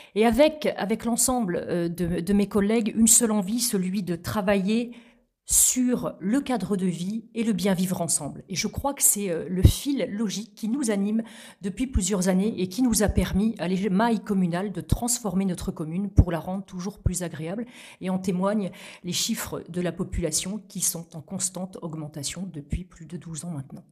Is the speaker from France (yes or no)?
yes; La Graverie, Normandy, France; also born or lived in Vire; Je suis née à Vire, donc euh, capitale du bocage virois. J'ai grandi à la Graverie, à quelques kilomètres de Vire